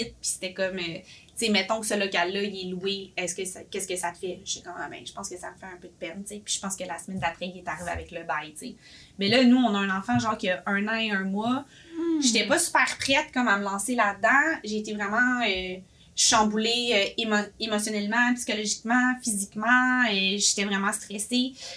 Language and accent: French; Boisbriand, Quebec, Canada; moved away as an adult; now in Saint-Jérôme, Canada; je viens de Boisbriand